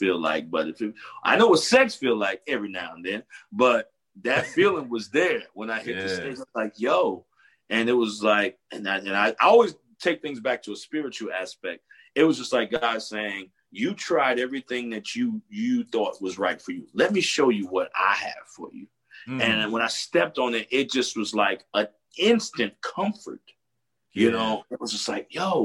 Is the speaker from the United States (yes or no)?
yes; New Jersey, United States; I grew up in Jersey